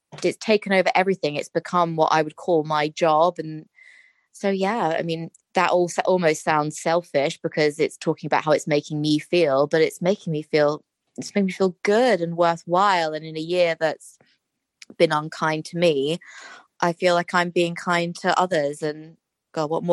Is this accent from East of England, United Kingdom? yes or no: no; London, United Kingdom; also born or lived in Australia; now in Shropshire, United Kingdom; I'm a Londoner.